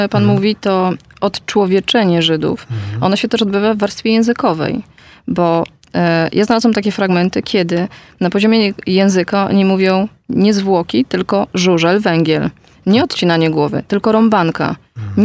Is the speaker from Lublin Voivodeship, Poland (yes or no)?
yes; near Bełżec, Lublin Voivodeship, Poland; urodziłam się i wychowałam bardzo niedaleko tego miejsca